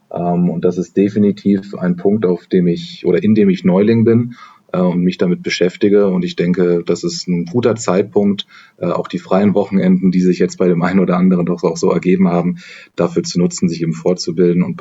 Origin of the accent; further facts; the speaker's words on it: Heidelberg, Baden-Württemberg, Germany; born there; now in Hamburg, Germany; arbeite jetzt seit knapp drei Jahren bei EY und äh, bin gebürtiger Heidelberger, aber lebe und arbeite, wie gesagt, in Hamburg.